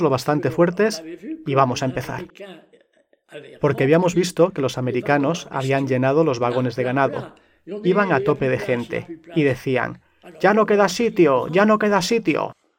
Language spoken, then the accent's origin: Spanish; Alsace, Grand Est, France; also born or lived in Sarrebourg, Moselle; de Alsacia